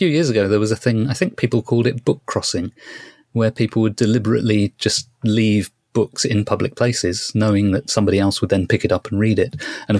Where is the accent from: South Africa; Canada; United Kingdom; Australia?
United Kingdom; This is something that one thing that quite fascinates me as a British person. We don't have Bradbury in our schools.